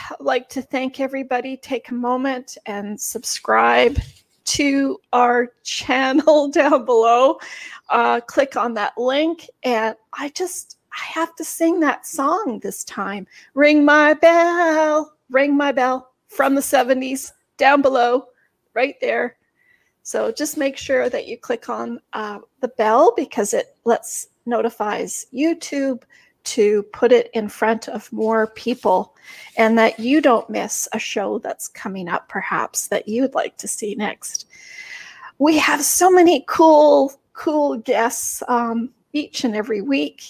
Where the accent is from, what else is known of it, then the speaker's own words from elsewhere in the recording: Canada; I'm Canadian